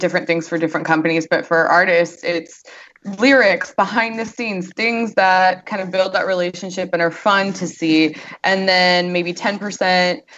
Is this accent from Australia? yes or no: no; North Carolina, United States; moved away as an adult; also born or lived in Los Angeles; I'm from North Carolina, and after moving to LA for 10 years